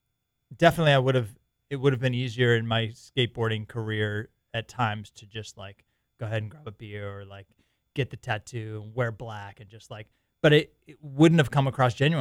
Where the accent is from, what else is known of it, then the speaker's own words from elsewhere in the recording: Boston, Massachusetts, United States; moved away; also born or lived in California; Born and raised in Boston.